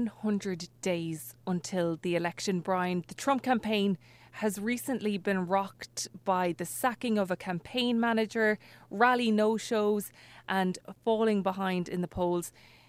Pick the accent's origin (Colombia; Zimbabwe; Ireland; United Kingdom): Ireland; Galway, Connacht; I'm from Galway myself.